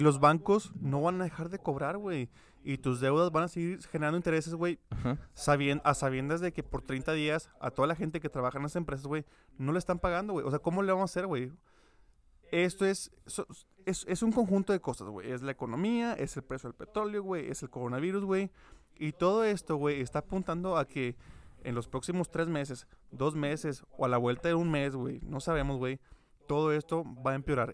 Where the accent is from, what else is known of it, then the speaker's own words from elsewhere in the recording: Mexico; como país mexicano